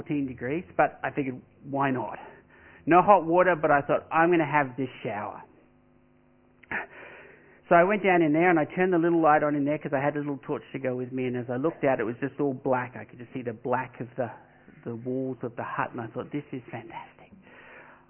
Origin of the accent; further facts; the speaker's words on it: Australia; I'm an Australian